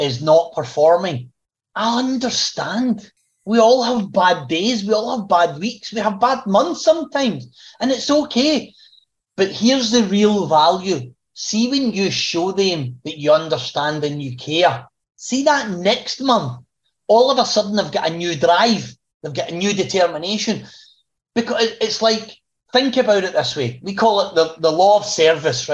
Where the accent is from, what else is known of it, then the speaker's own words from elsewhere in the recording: Glasgow, Scotland, United Kingdom; I was born in Glasgow, working class, you know, get a job, get a trade if you can, and you work for the rest of your life with that company. That was kind of how I was brought up.